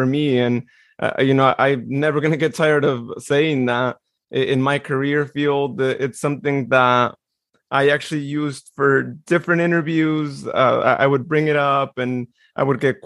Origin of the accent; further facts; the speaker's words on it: Modesto, California, United States; born in Modesto, just as I was too